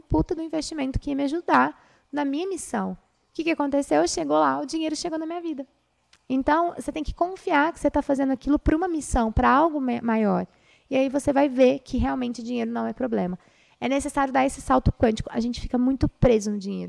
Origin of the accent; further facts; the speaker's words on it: Brazil; Nós somos brasileiros